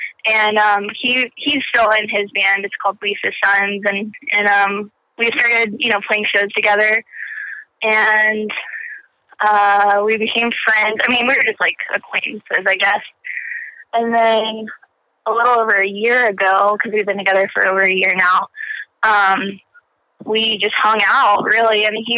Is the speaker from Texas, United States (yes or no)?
yes; Houston, Texas, United States; Yeah, I'm from Houston. Houston. Outside of Houston.